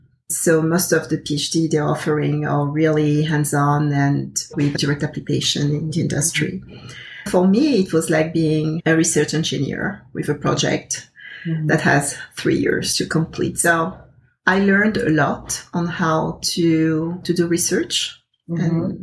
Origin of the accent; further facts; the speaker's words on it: Côte d’Ivoire; I'm originally from the Ivory Coast, and I've been uprooted several times throughout my life.